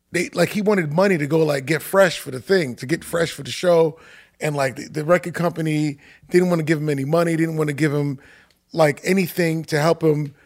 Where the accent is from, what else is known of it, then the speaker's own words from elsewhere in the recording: New York City, New York, United States; also born or lived in Manhattan; I spent m, my, my life in, in, in Queens, in Queens Village, um, right off of Jamaica, Jamaica, Queens